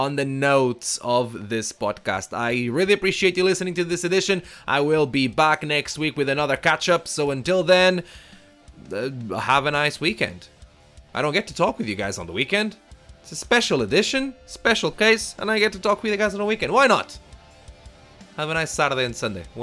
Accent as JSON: {"language": "English", "country": "Portugal", "moved": "yes", "lives_now": "London, United Kingdom", "said": "I'm from Portugal"}